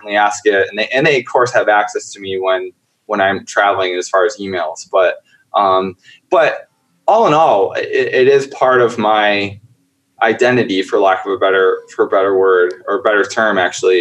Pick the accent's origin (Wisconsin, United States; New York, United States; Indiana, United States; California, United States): New York, United States; upstate; I grew up in a very, very, very, very small town in upstate New York